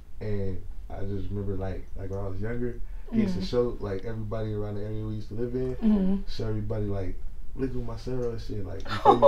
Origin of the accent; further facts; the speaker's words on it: Long Beach, California, United States; I'm from Long Beach, California.